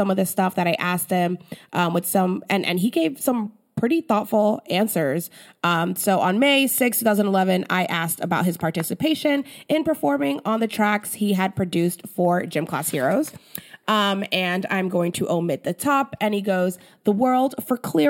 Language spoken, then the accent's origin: English; Philadelphia, Pennsylvania, United States; I'm from Philly